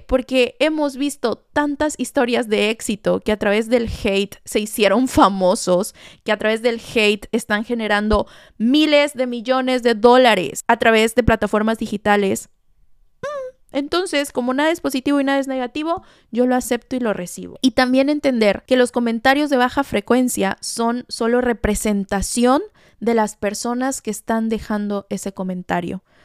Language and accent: Spanish; Veracruz, Mexico; Yo soy jarocha